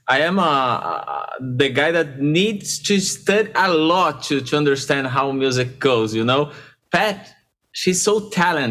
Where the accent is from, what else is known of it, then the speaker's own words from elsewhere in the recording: São Paulo, Brazil; English is a second language; Born and raised in Sao Paulo, in Sao Paulo.